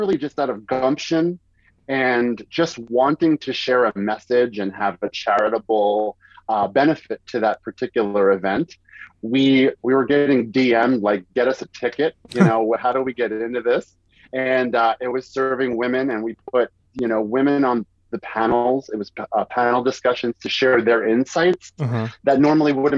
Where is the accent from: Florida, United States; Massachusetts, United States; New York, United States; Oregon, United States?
New York, United States; New York City; moved away as an adult; also born or lived in Westchester, New York / Manhattan, New York; now in Atlanta, United States; I grew up in Morris Park